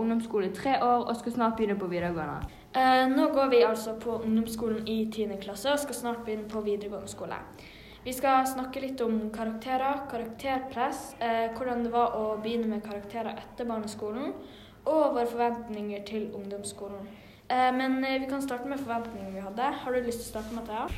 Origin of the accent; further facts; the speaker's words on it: Bergen, Vestland, Norway; jeg er fra Fyllingsdalen